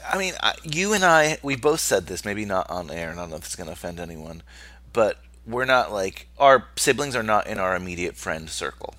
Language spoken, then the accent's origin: English; New York metropolitan area, United States; growing up in the New York metropolitan area